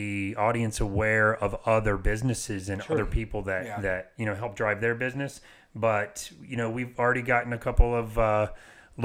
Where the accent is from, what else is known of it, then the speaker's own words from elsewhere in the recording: Apopka, Florida, United States; I'm from Apopka